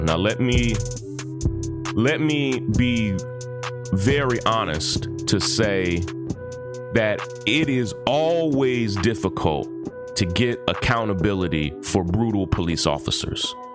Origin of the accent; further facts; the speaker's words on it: Versailles, Kentucky, United States; my hometown of Versailles, Kentucky